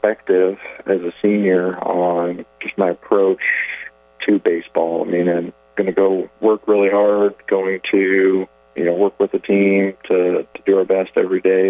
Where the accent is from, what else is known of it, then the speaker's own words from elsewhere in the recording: Idaho, United States; moved away as an adult; now in Murray, Kentucky, United States; I was actually born and raised in Idaho. Grew up out west